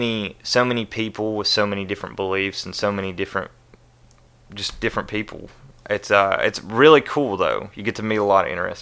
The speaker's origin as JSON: {"language": "English", "area": "Logan County", "region": "West Virginia", "country": "United States", "tie": "born or raised there", "moved": "yes", "lives_now": "Nashville, United States", "said": "I'm from a small town on the border of Kentucky called Logan County, West Virginia."}